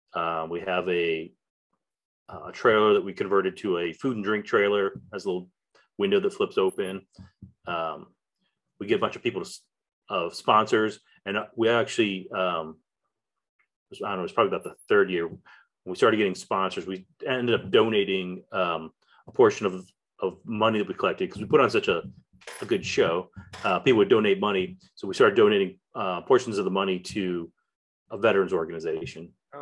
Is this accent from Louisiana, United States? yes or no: no; Valparaiso, Indiana, United States; also born or lived in Alabama / Pennsylvania / Texas; So actually, I was born in Indiana. I was born in Valparaiso, Indiana, but my parents lived in Crown Point.